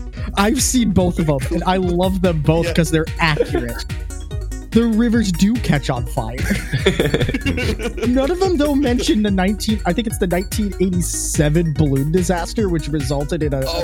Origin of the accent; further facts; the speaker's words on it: Cleveland, Ohio, United States; also born or lived in northwestern Kentucky; now in Kentucky, United States; I'm from Cleveland.